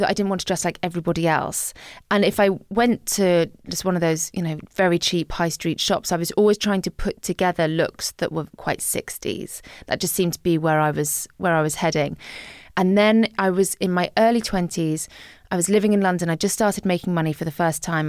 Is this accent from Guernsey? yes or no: yes; Guernsey; moved away as an adult; also born or lived in Scotland / Liverpool; growing up in Guernsey as a teenager